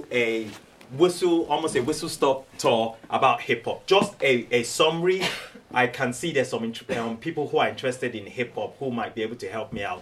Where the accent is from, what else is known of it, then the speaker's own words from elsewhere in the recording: Nigeria; moved away as an adult; also born or lived in Cambridge / Oxford / Cumbria; now in United Kingdom; I'm originally from Nigeria. I grew up in Nigeria